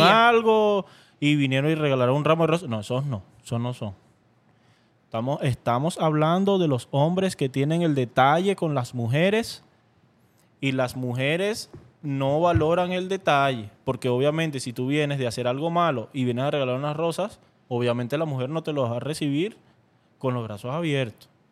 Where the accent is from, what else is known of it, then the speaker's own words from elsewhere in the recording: Caracas, Capital District, Venezuela; yo soy de Caracas